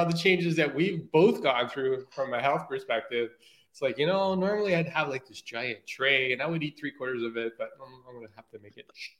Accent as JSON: {"language": "English", "country": "Portugal", "moved": "yes", "said": "Like my parents are Portuguese. I came from Portugal originally. And I try to stay away from that culture so much that I even denied the fact that I was Portuguese sometimes."}